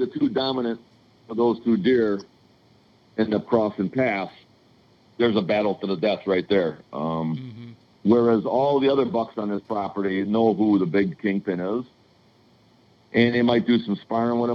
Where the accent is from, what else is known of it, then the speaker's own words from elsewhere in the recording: Illinois, United States; I'm from Illinois